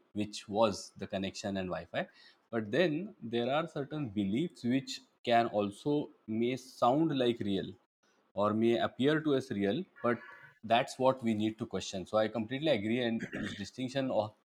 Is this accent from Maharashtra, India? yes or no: no; Belgaum, Karnataka, India; now in Mumbai, India; my hometown and your hometown as well, Belgaum